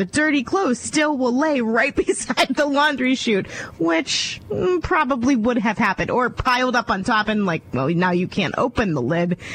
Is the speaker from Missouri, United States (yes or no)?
no; Ohio, United States; moved away; I came from a very, very small town in Ohio